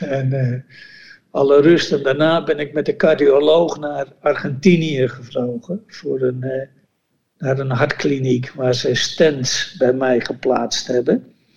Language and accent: Dutch; Netherlands; moved away as an adult; also born or lived in Bolivia; toen wij je weggingen als Nederlander